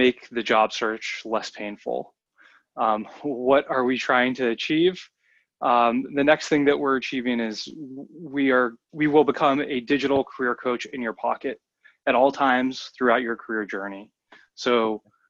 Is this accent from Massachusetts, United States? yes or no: yes; outside of the Boston area, Massachusetts, United States; I grew up outside of the Boston area